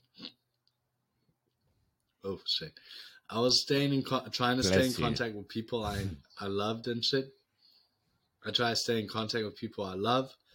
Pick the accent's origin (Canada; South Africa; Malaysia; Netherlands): South Africa; moved away as an adult; now in United States; we're from South Africa